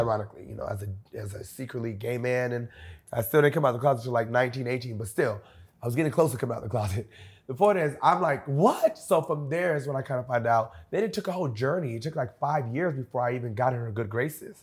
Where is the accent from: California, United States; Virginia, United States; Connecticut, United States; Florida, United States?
Florida, United States; Homestead; I'm from Homestead